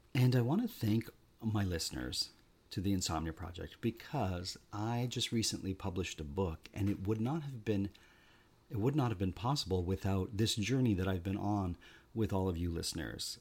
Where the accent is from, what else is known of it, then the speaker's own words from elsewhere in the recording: Canada; We're Canadian